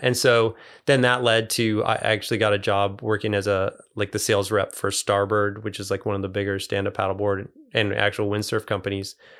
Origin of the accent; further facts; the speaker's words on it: Ohio, United States; moved away; also born or lived in Chicago area, Illinois; I grew up in the Great Lakes, so I grew up like mostly in Ohio